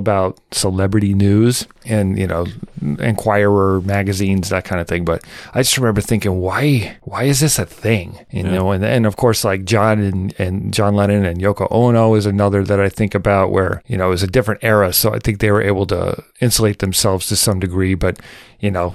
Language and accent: English; United States